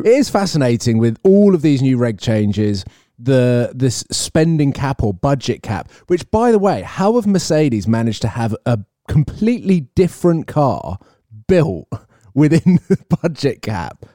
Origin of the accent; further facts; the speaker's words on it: United Kingdom; I'm British